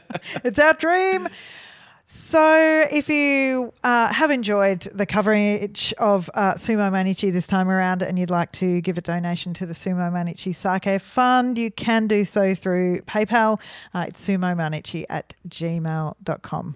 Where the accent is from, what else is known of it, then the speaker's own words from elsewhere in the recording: Melbourne, Victoria, Australia; we're from Melbourne.